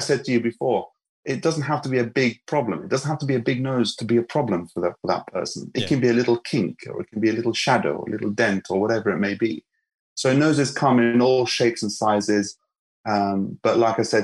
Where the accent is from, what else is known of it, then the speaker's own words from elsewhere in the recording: Lebanon; moved away; I'm from Lebanon, and, you know, we are no strangers to cosmetic surgery